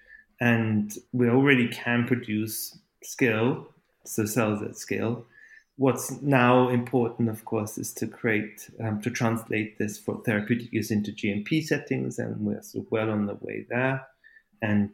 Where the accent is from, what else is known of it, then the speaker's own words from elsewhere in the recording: Austria; also born or lived in Calgary, Canada / Germany; I've been born in Canada, but my accent is not from Calgary. My parents are Austrian, and so they dragged me back to Austria and Germany, and that's where I started to learn language